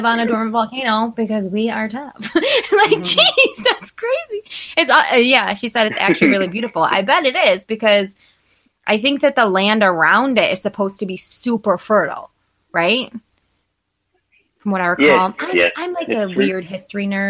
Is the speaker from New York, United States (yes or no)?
yes; New York, United States; we're from New York